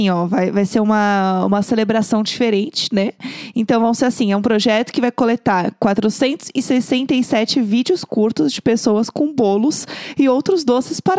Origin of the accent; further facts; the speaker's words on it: São Paulo, Brazil; Eu tenho, como eu sou de São Paulo, pra mim é muito claro que as pessoas sabem que rola